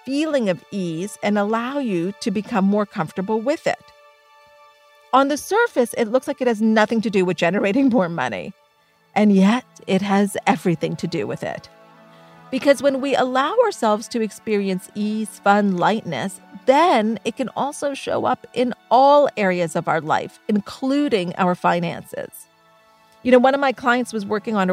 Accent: Thornhill, Ontario, Canada; we grew up in Thornhill, Ontario, and our family was middle class

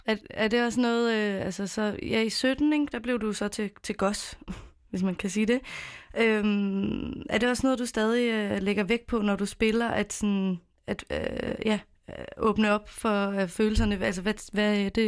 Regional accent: Copenhagen, Capital Region of Denmark, Denmark; jeg er selv født og opvokset i København

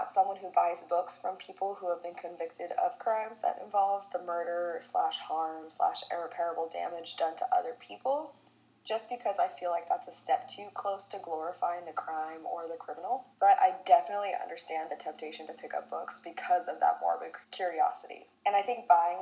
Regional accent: United States; as an American

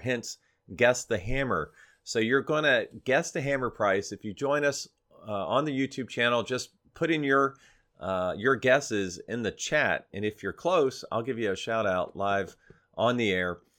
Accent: Florida, United States; moved away; spend down in Florida, my hometown

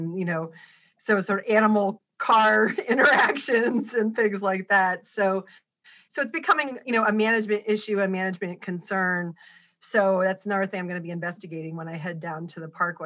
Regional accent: Maryland, United States; moved away; I grew up in Maryland

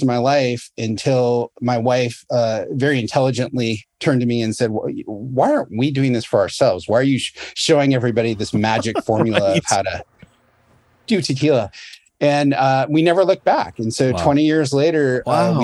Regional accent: United States; growing up in the States

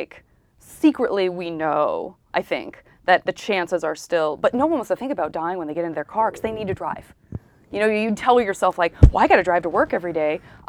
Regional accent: Tucson, Arizona, United States; I was not. I was in Tucson. I'm from Tucson, Arizona.

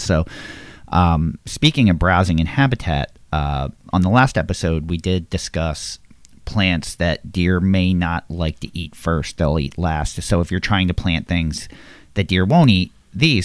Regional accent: Levittown, Pennsylvania, United States; I grew up in Levittown, PA, which is very populated

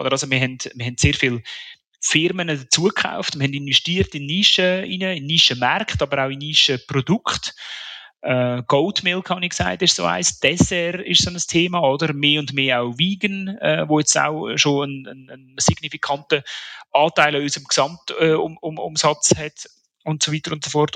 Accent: Switzerland; Als, als Schweizer

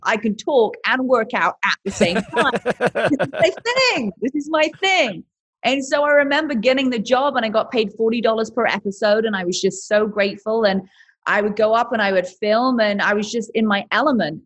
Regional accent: England, United Kingdom; accent: British; moved away as an adult; also born or lived in London; now in United States; originally I'm from England and I came to America 22, 23 years old

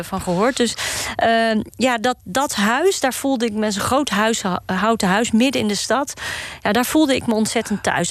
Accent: Amsterdam, North Holland, Netherlands; Ik ben hier opgegroeid in Amsterdam-Osdorp

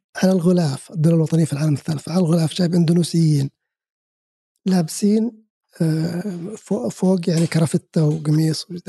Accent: Saudi Arabia; انا كسعودي

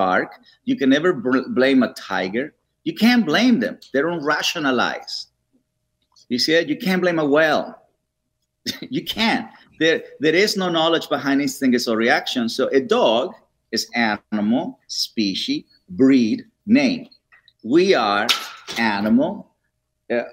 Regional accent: Mexico; now in Los Angeles, United States; I'm from Mexico

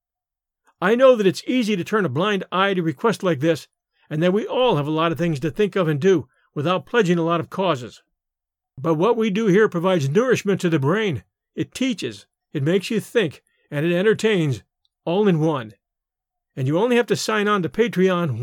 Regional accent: United States; we Americans

